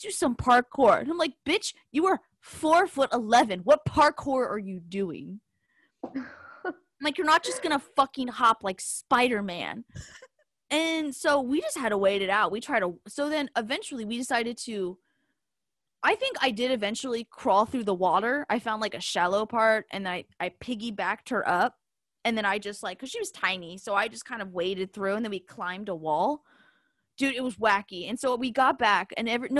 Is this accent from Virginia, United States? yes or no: yes; Richmond, Virginia, United States; I'm from Richmond